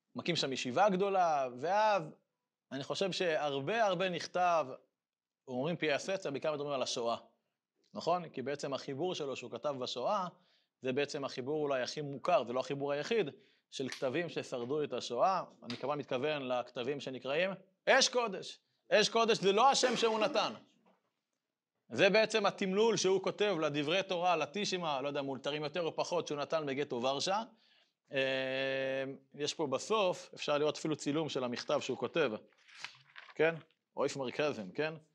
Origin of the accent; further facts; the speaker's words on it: Israel; אני גדלתי בקיבוץ הדתי, בבית ספר של הקיבוץ הדתי